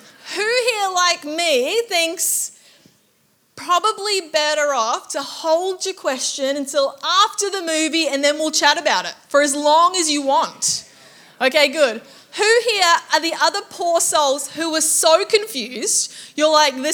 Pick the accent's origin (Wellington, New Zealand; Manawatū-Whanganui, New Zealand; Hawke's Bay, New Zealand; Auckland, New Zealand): Auckland, New Zealand; now in Gold Coast, Australia; I grew up in Auckland, New Zealand